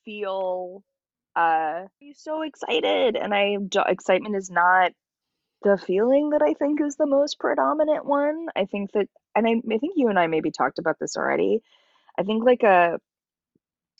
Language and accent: English; Los Angeles, California, United States; I was born in Los Angeles